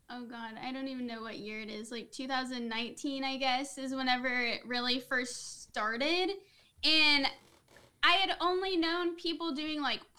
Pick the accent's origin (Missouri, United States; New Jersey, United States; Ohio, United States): Missouri, United States; also born or lived in Tennessee; I was born in Tennessee. Okay. But then I have lived in Missouri my whole life.